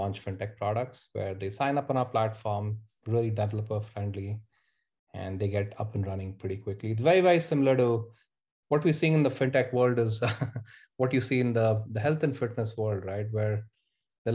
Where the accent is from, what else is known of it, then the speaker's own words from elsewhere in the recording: India; moved away as an adult; now in Bay Area, United States; I grew up in India, spent half my life there, and moved to the US in early 2006 as a student